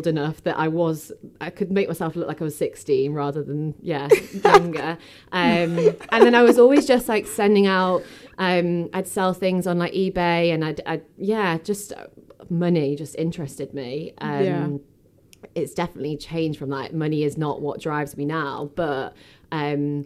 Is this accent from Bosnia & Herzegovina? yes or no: no; Stockport, North West England, United Kingdom; I was born in Stockport. I went to school in Cheadle Hume